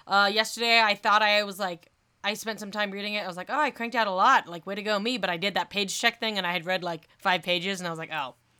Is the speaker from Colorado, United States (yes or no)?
yes; Colorado Springs, Colorado, United States; Colorado Springs, my hometown